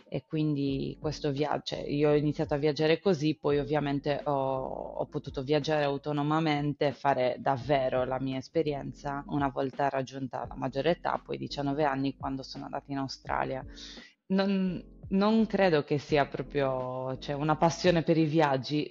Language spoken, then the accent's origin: Italian; Sardinia, Italy; moved away; vengo dalla Sardegna